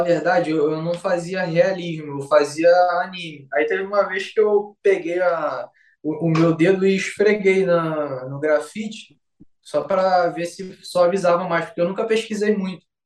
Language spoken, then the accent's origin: Portuguese; Rio de Janeiro, Brazil; sou aqui de Vila Valqueira, Rio de Janeiro